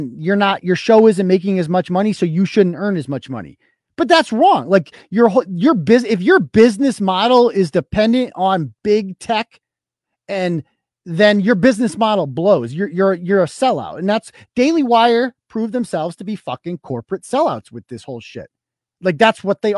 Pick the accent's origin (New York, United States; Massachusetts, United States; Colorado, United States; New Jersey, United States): Massachusetts, United States; Worcester; now in Holden, United States; I'm from Worcester. I started the blog in Worcester.